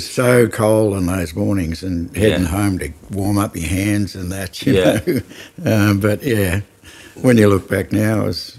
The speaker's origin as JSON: {"language": "English", "town": "Mildura", "region": "Victoria", "country": "Australia", "tie": "born or raised there", "also_born_or_lived": "Adelaide, South Australia", "said": "I was born here."}